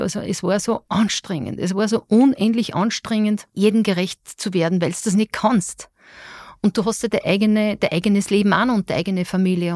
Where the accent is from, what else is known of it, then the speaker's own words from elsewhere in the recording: Austria; als Österreicherin